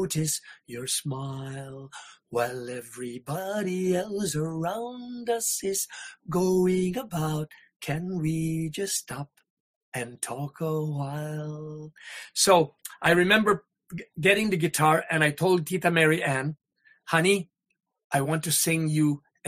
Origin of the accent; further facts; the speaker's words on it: Iloilo City, Western Visayas, Philippines; moved away; also born or lived in Negros; In Iloilo. I grew up in Iloilo